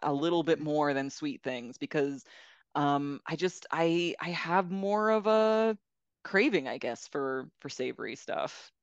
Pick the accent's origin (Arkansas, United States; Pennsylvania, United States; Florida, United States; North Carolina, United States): Florida, United States; South; moved away; I grew up in South Florida